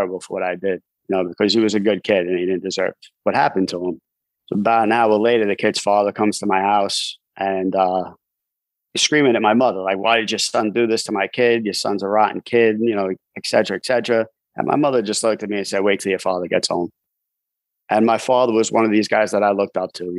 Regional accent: New York City, New York, United States; also born or lived in Staten Island, New York; I'm from New York City. I grew up in Brooklyn, New York.

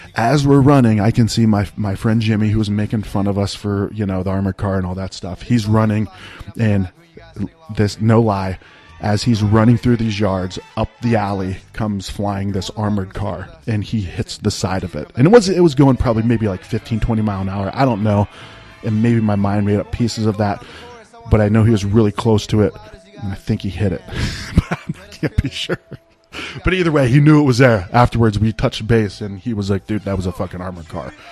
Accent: northeastern Ohio, United States; I grew up in northeastern Ohio

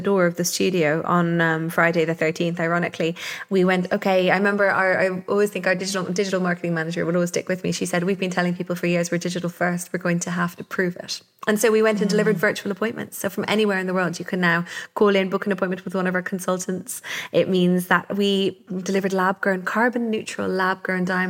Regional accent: Wicklow, Leinster, Ireland; I was brought up here in Wicklow, which is the garden of Ireland.

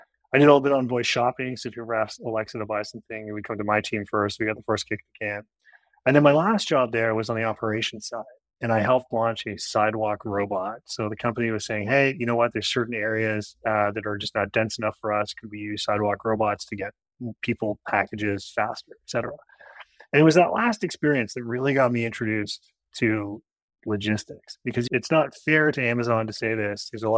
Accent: Ottawa, Ontario, Canada; also born or lived in Kingston, Ontario; I'm originally Canadian. I grew up in Ottawa, the capital.

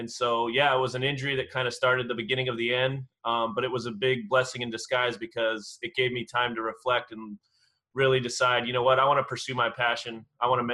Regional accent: Southern California, United States; I'm born and raised in Southern California

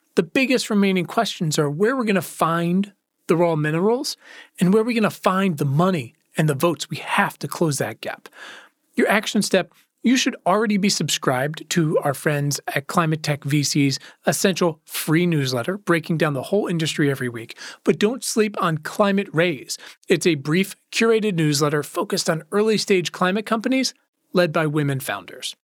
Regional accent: Virginia, United States; my home state of Virginia

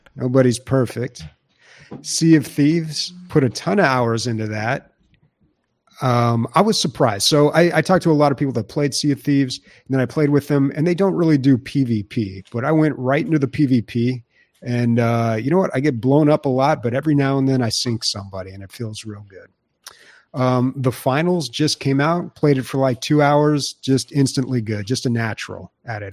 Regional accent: San Diego, California, United States; San Diego, um, in my hometown

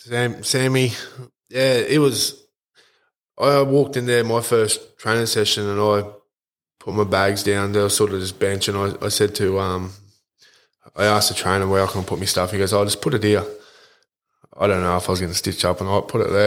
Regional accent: Yeppoon, Queensland, Australia; I went to school here in Yeppoon.

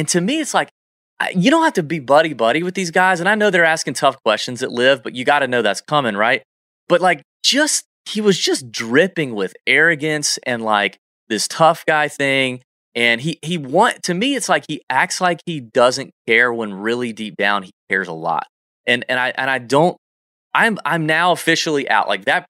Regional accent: Augusta, Georgia, United States; people say that about Augusta all the time, my hometown.

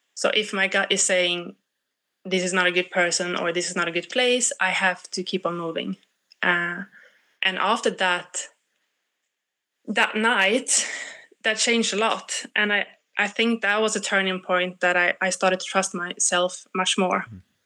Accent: Sweden; I'm I come from Sweden

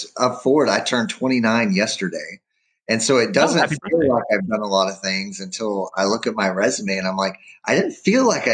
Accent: Alvin, Texas, United States; born and raised in Alvin, Texas, which is a community in Brazoria County.

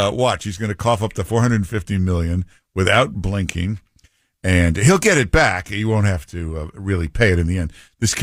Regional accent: Michigan, United States; moved away; I'm from Michigan originally

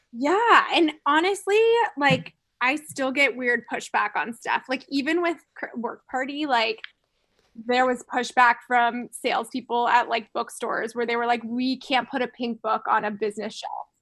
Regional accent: Florida, United States; I'm from Florida

